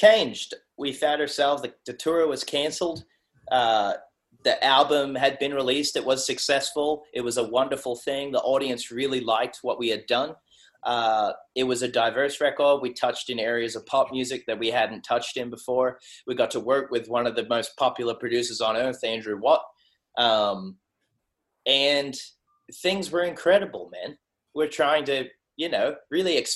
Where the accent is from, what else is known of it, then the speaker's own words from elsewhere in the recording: Sydney, New South Wales, Australia; I'm a kid from Western Sydney. I grew up in South Windsor, 2756